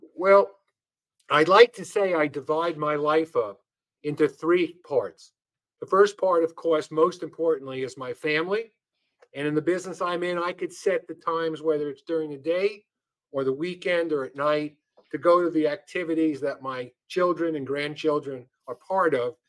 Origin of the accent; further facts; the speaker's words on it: New York City, New York, United States; I come from New York and I was born in Brooklyn, and, and so are my parents.